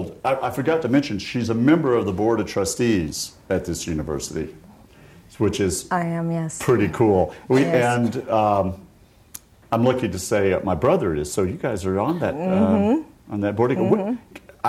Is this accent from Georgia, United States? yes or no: yes; Atlanta, Georgia, United States; I was born in Atlanta